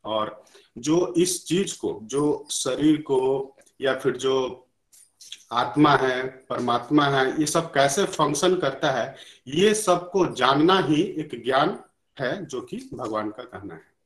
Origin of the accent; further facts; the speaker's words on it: India; बचपन से ही क्योंकि हम लोग इंडिया में पले भरे हैं